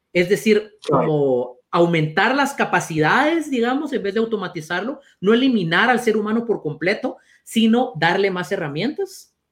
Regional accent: Guatemala; los dos somos guatemaltecos

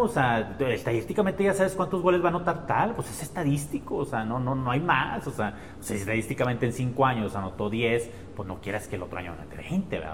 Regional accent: Mexico; nosotros como mexicanos

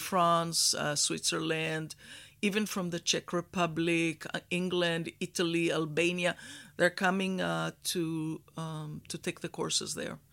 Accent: Israel; moved away as an adult; also born or lived in Houston, Texas, United States; I was born in Israel in a kibbutz. I was raised as a cowgirl.

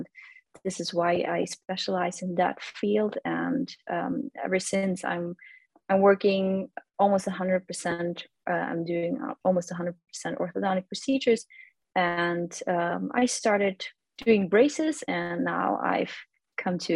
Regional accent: Austria; moved away as an adult; now in Vienna, Austria; I'm not originally from Vienna. I'm 2 hours away from Vienna. That's where I grew up.

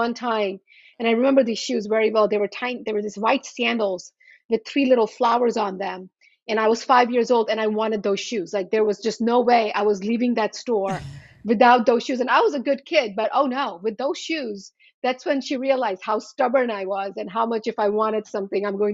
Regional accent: Charlotte Amalie, U.S. Virgin Islands; moved away as an adult; also born or lived in India; now in Washington, United States; I grew up in the Virgin Islands

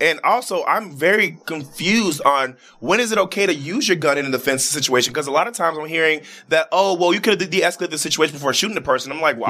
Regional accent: Chicago, Illinois, United States; Yeah, I'm from Chicago

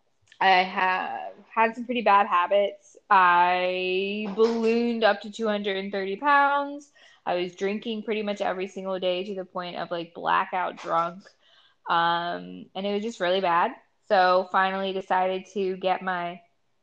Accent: Mount Airy, Maryland, United States; also born or lived in Frederick, Maryland / Ohio; I am from a little town called Mount Airy here in Maryland, born and raised.

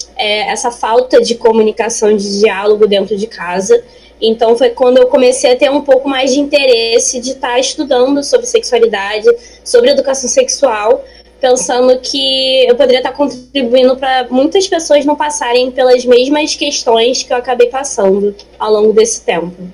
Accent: Rio de Janeiro, Brazil; tenho 24 anos, sou carioca, estou terminando aqui minha faculdade de Ciências Biológicas na UERJ, Maracanã

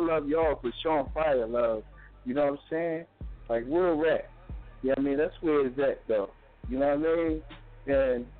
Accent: Philadelphia, Pennsylvania, United States; Because I'm from North. North Philly in the building. Shout out North Philly.

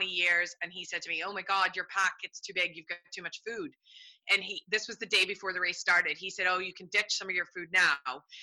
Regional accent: United States; now in Ireland; I'm American

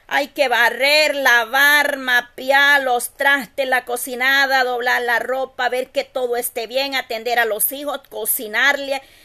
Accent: El Salvador; Yo soy del Salvador

